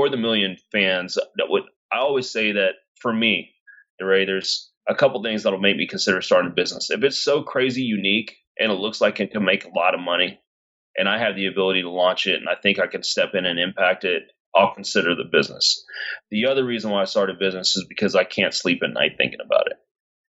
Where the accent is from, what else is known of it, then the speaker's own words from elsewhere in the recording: Cedar Hill, Texas, United States; I was raised in Cedar Hill, very middle class company